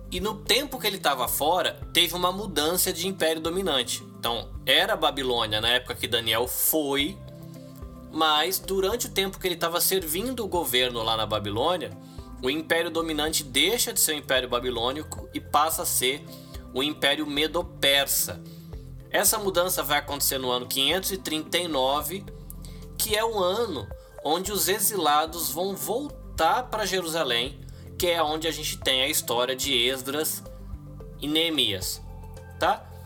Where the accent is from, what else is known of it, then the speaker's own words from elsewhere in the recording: Brazil; A gente como brasileiro